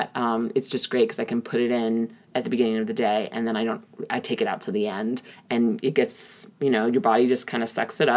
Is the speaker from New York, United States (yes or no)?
yes; New York, United States; I'm from New York